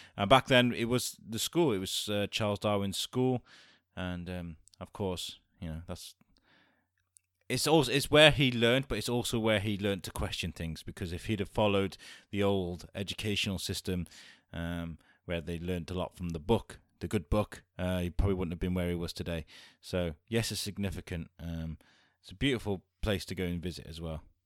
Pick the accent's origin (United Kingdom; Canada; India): United Kingdom; Wrexham, Wales; now in Shrewsbury, United Kingdom; I grew up in Wrexham